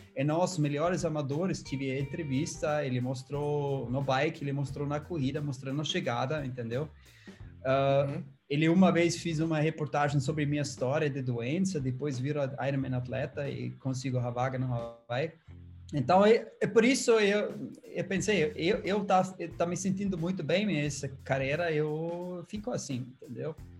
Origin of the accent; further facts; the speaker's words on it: Austria; Portuguese is a second language; moved away as an adult; now in Brazil; Eu nasci uma um vale na Áustria que se chama uh, o Silicon Valley da Europa